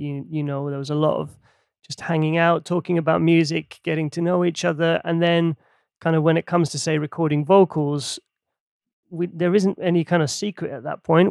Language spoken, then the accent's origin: English; Helsinki, Uusimaa, Finland; now in London, United Kingdom; growing up in Helsinki in Finland